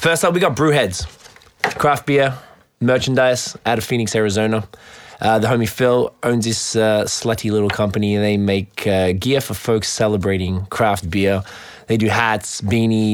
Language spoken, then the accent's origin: English; Australia; now in Canada; We're from Australia. We're based out here in Canada.